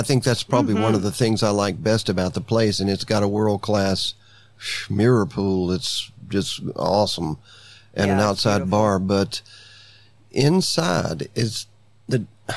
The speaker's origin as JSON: {"language": "English", "region": "Alabama", "country": "United States", "moved": "yes", "lives_now": "Florida Keys, United States", "said": "I'm from Alabama"}